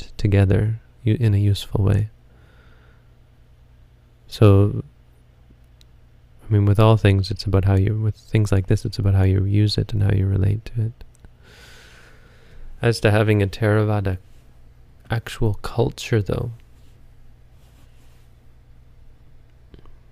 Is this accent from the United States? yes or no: no; Canada; I'm Canadian